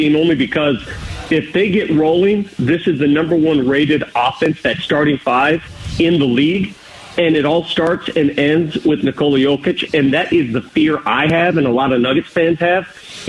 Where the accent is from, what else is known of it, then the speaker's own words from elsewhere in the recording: Denver, Colorado, United States; also born or lived in Phoenix, Arizona; I've been in Denver ever since, which is my hometown.